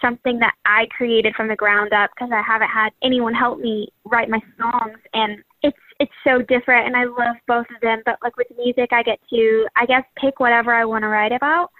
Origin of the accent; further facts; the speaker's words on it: Birmingham, Alabama, United States; I was raised in Birmingham, Alabama